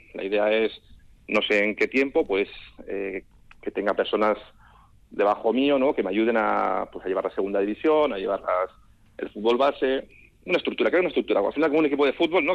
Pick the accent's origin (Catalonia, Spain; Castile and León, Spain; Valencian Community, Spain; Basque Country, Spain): Basque Country, Spain; moved away; como buen vasco